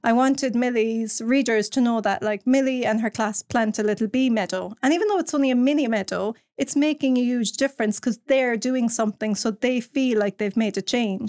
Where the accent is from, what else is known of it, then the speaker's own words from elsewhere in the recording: Cork, Munster, Ireland; I'm from Cork, born and bred in Cork